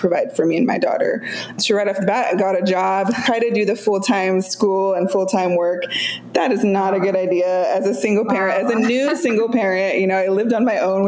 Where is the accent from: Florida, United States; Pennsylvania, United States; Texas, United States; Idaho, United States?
Idaho, United States; just outside of Boise, rural; moved away as an adult; now in Seattle, United States; So I grew up in rural Idaho, just outside of Boise.